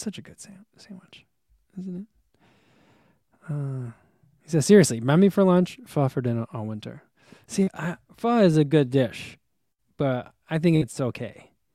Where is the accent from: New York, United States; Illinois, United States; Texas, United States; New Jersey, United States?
New Jersey, United States; moved away; I grew up in New Jersey with diner culture